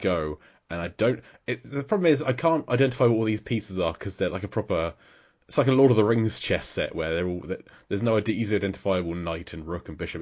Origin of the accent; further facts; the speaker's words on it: England, United Kingdom; as an Englishman